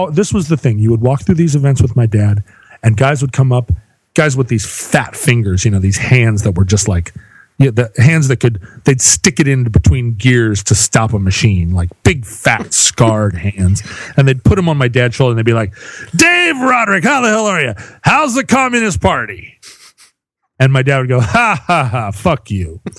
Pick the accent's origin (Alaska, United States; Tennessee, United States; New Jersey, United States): Alaska, United States; I grew up in Alaska.